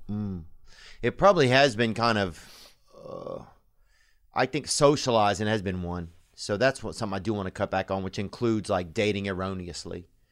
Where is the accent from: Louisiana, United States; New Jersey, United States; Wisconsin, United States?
Louisiana, United States; I'm from Louisiana